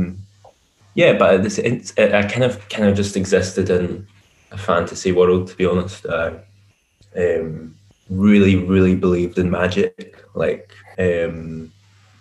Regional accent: Glasgow, Scotland, United Kingdom; I'm from Glasgow in Scotland, and that's where I live

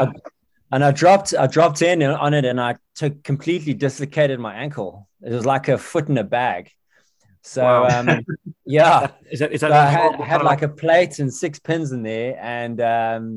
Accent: Cape Town, Western Cape, South Africa; also born or lived in Wales / Zimbabwe / Johannesburg; now in United Kingdom; As you can hear, I grew up in South Africa. I was actually born out here. I was born in Wales, believe it or not. And then I moved out to SA when I was two.

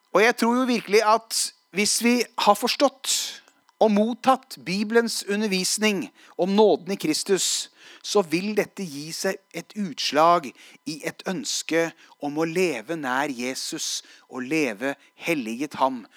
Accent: Hadeland, Innlandet, Norway; jeg var i bibelgruppe som 16-åring. Eh, tverrkirkelig bibelgruppe hjemme på Hadeland

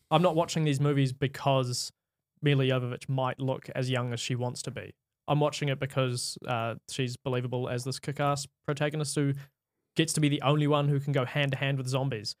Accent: New Zealand; I'm from New Zealand

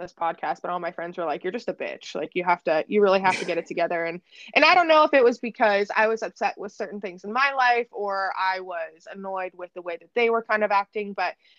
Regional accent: Erie, Pennsylvania, United States; I'm born and raised in Erie, Pennsylvania

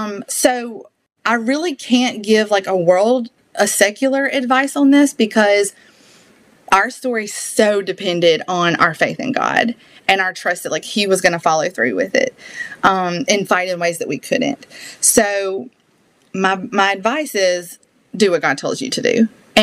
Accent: the South, United States; accent: Southern; I did not appreciate my Southern accent until I went on the world race

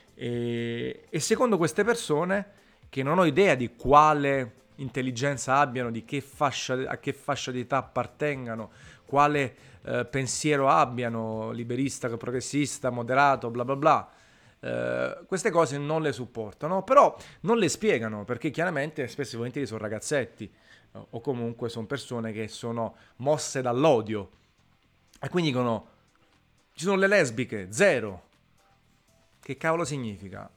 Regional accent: Naples, Campania, Italy; sono di Napoli

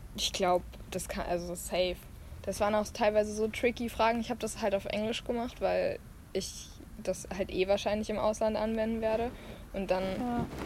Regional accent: Germany; born or raised there; moved away

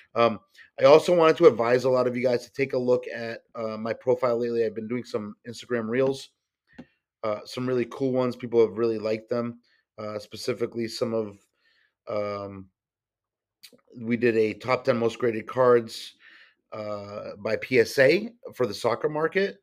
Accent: New England, United States; growing up in New England

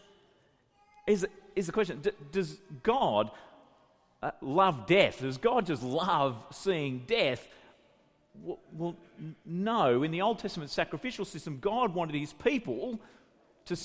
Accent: Grafton, New South Wales, Australia; my hometown, Grafton

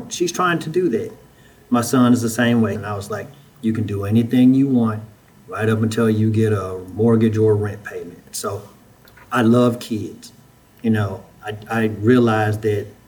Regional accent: Huntsville, Alabama, United States; moved away as an adult; also born or lived in Memphis, Tennessee; I'm originally from Huntsville, Alabama. I was born and raised there

